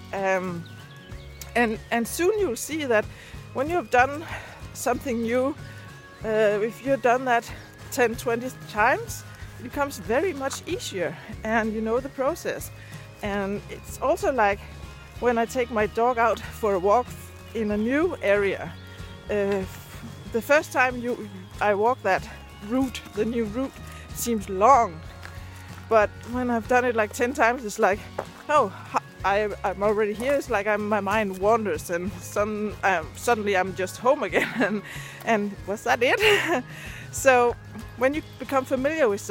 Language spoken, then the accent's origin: English; Denmark; first language Danish; English is a second language; Danish is my first language